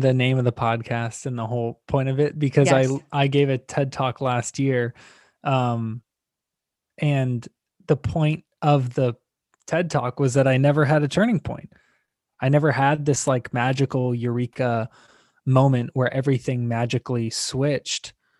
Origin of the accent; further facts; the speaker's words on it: Tampa, Florida, United States; I grew up in Tampa, Florida